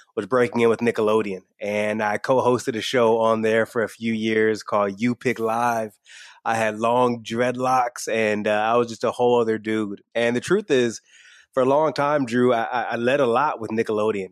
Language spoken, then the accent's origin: English; Michigan, United States; I grew up in, in small town Michigan, not super far away from a NASCAR speedway